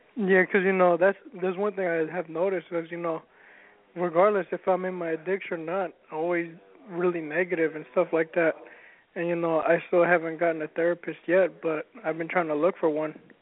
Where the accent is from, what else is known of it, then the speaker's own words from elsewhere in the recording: San Jose, California, United States; I'm from San Jose